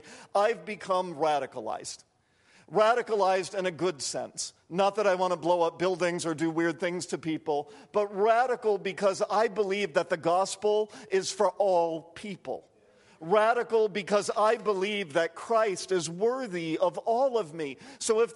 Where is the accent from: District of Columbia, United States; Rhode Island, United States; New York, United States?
Rhode Island, United States; Providence; growing up in Providence, Rhode Island